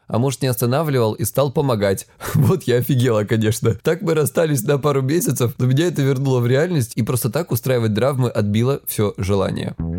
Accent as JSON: {"language": "Russian", "region": "Krasnodar Krai", "country": "Russia", "said": "я с Кубани"}